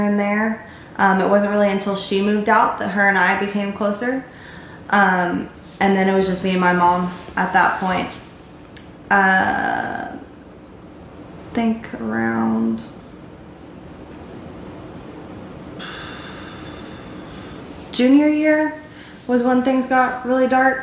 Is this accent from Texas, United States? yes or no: yes; Fort Worth, Texas, United States; I've never lived 30 minutes away from Fort Worth. I've always been there. I've grown up there